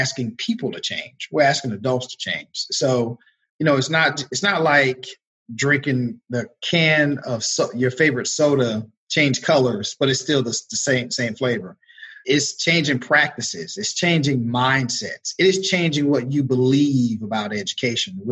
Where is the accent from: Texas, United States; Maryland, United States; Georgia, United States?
Georgia, United States; moved away as an adult; also born or lived in North Carolina; Proud North Carolinian for 13 years. But I was born and raised in Georgia, so I'm happy to be back home